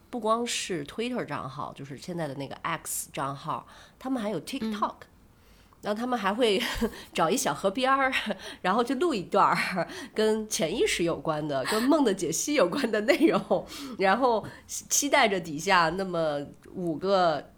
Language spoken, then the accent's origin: Chinese; Shandong, China; 而且是用我们山东话去讲的